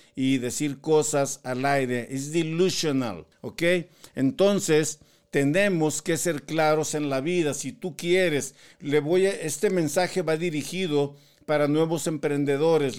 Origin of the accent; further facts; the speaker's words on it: Tampico, Tamaulipas, Mexico; yo soy de la costa, yo soy de Tampico, Tamaulipas